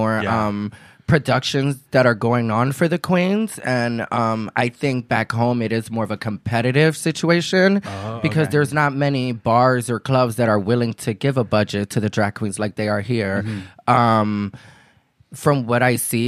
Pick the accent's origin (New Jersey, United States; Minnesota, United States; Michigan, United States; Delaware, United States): New Jersey, United States; first language Spanish; moved away as an adult; also born or lived in Puerto Rico / Orlando / Arizona; now in San Diego, United States; I grew up in Jersey right at the border next to Philadelphia.